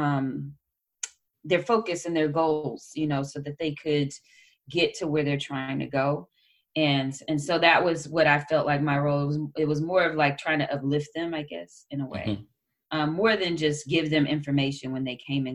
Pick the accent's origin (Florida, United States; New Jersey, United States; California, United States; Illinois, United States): California, United States; Oakland; growing up in Oakland